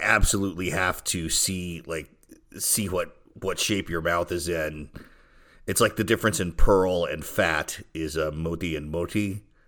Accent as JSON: {"language": "English", "region": "Mississippi", "country": "United States", "moved": "yes", "lives_now": "France", "said": "also from Mississippi, and I live in the east of San France."}